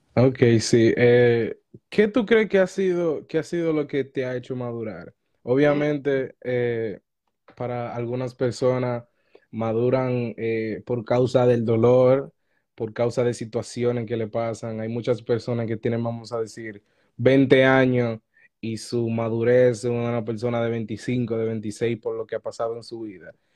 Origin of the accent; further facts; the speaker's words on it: Dominican Republic; moved away; Yo soy de República Dominicana